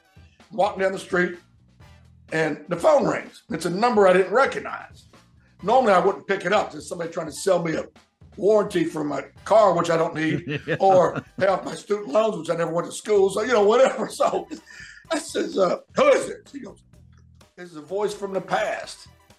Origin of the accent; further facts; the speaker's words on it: right outside of Memphis, Tennessee, Mississippi, United States; accent: southern; also born or lived in West Virginia; Right outside of Memphis, Tennessee. Yeah. So I was born in West Virginia, but I've been here basically my whole life.